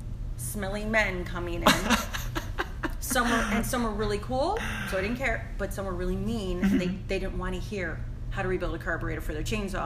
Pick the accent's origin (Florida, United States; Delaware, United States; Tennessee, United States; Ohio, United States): Ohio, United States; Olmsted Falls; also born or lived in Rocky River, Ohio; now in Westlake, United States; So I grew up in Olmsted Falls.